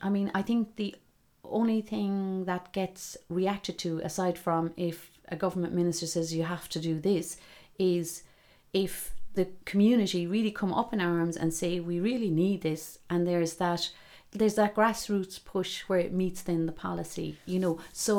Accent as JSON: {"language": "English", "town": "Glengariff", "region": "Munster", "country": "Ireland", "tie": "born or raised there", "said": "And yet, for me, like, as I said, growing up in Glengariff, you know, when I guess in the 70s it was quite enough on the roads."}